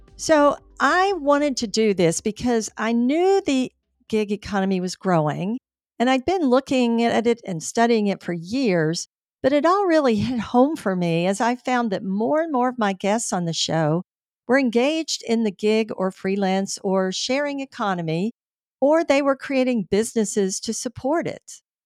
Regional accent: Tampa, Florida, United States; Tampa, my hometown

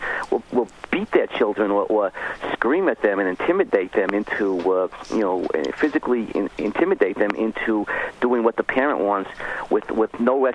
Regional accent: New York City, New York, United States; I'm from Brooklyn

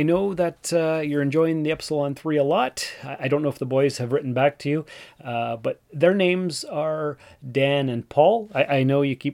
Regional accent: Canada; also born or lived in Timmins, Ontario; I'm Canadian and that's what we do here

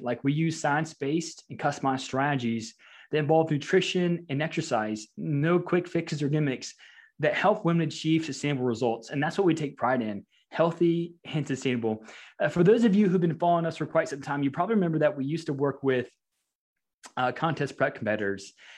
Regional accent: Louisiana, United States; moved away as an adult; also born or lived in Nebraska; I'm actually from Louisiana

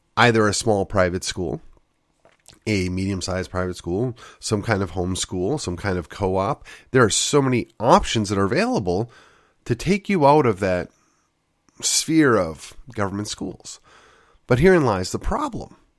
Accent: West Allis, Wisconsin, United States; my hometown, of West Alice, Wisconsin

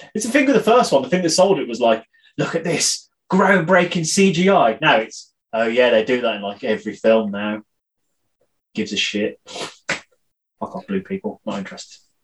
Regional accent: United Kingdom; I'm British

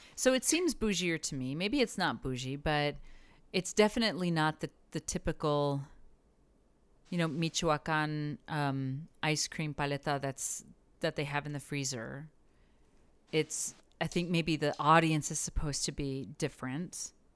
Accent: El Paso, Texas, United States; growing up in El Paso

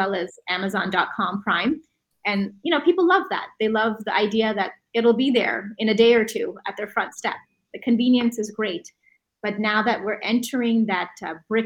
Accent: Canada; we're Canadian.

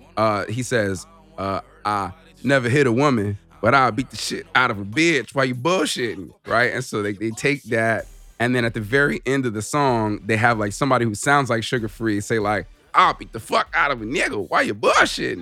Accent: Southern California, United States; growing up in Southern California

